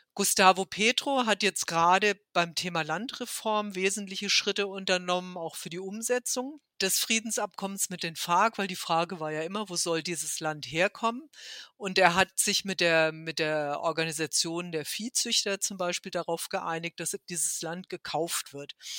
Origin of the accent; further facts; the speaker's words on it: Germany; mich als Deutsche